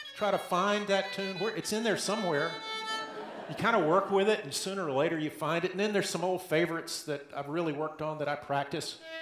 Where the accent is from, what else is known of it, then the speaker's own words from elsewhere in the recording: the South, United States; accent: Southern; now in Portland, United States; If you haven't picked it up yet from my accent, I grew up in the South